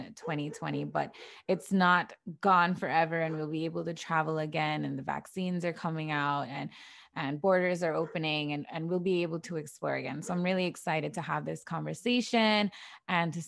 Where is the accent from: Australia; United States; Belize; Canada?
Belize; San Pedro, Belize District; I'm from San Pedro